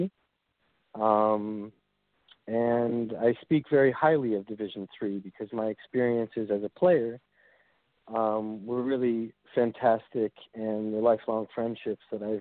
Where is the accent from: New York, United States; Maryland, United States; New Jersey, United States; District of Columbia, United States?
New York, United States; New York City; moved away; also born or lived in Springfield, Massachusetts; I'm originally from Brooklyn, New York